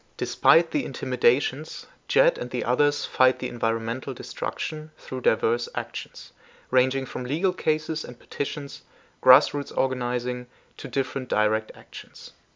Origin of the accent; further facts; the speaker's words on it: Germany; also born or lived in Philippines; I am from Germany, but used to live in the Philippines for a while.